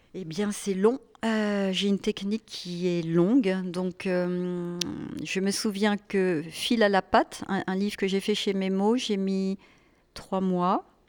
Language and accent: French; Annecy, Auvergne-Rhône-Alpes, France; moved away; also born or lived in Paris; je viens d'Annecy